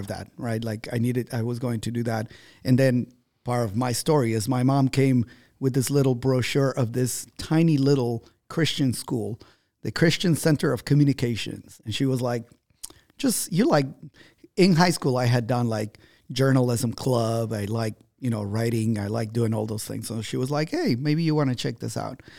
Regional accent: Ambato, Tungurahua, Ecuador; moved away; My hometown is called Ambato

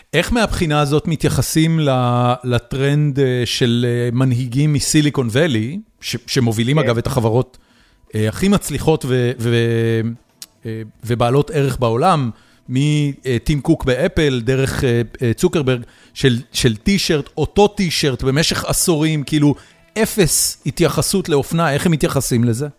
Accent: Haifa, Haifa District, Israel; moved away as an adult; also born or lived in Tel Aviv; גדלתי בחיפה

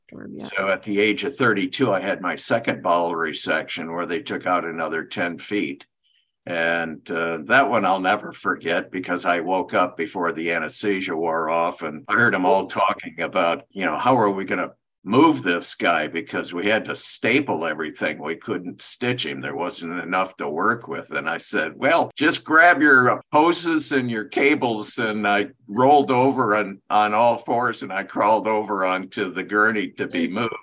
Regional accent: Michigan, United States; I grew up in Michigan

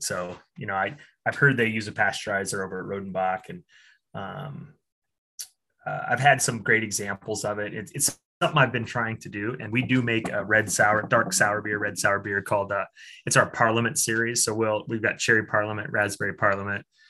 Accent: Iowa, United States; I uh, was born and raised in Iowa

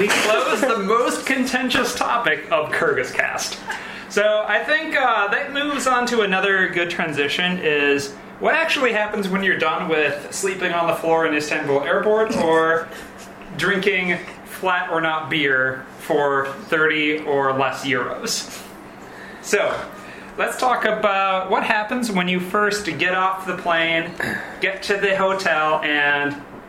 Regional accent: Minnesota, United States; Oh, yeah. I'm from Minnesota. That's thinner than lakes in April.

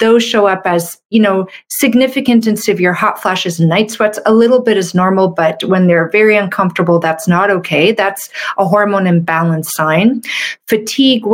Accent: Canada; I'm a Canadian medical doctor

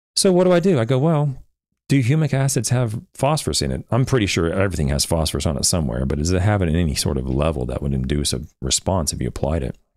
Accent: Oklahoma, United States; I'm from Oklahoma, and, and I'm from a little town in Oklahoma that no one's even heard

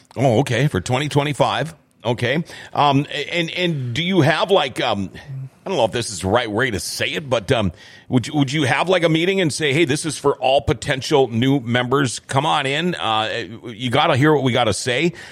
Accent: Thief River Falls, Minnesota, United States; now in Grand Forks, United States; I'm from Thief River Falls

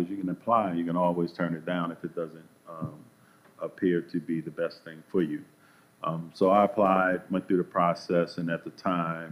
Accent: Baltimore, Maryland, United States; I'm from Baltimore City originally

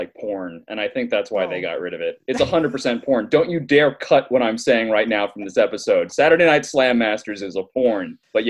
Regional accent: Miami, Florida, United States; born there; I was born in Miami. I didn't stay.

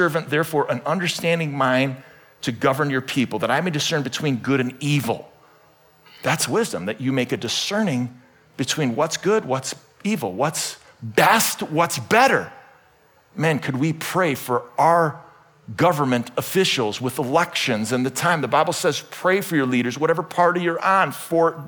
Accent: Cleveland, Ohio, United States; I was born in Cleveland, Ohio, on the western side of the suburbs

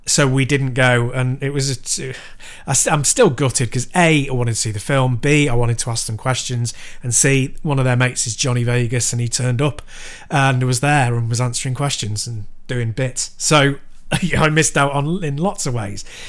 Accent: Chester, North West England, United Kingdom; my hometown, Chester

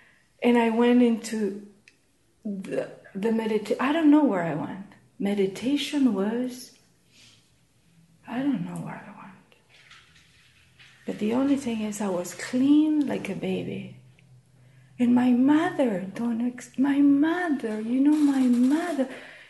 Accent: New York, United States; now in Toronto, Canada; I came from New York to Toronto. New York, Toronto.

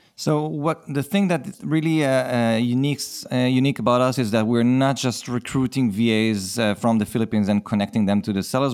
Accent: Israel; accent: Israeli; I'm from Israel, so this is an Israeli accent.

